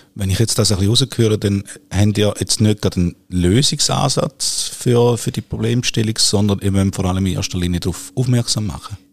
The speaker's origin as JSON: {"language": "German", "town": "Nesslau", "region": "St. Gallen", "country": "Switzerland", "tie": "born or raised there", "said": "Ich bin im Toggenburg aufgewachsen"}